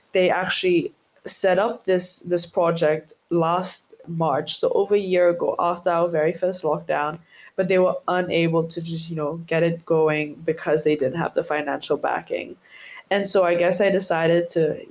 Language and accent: English; Seychelles; two of our smaller islands here in the Seychelles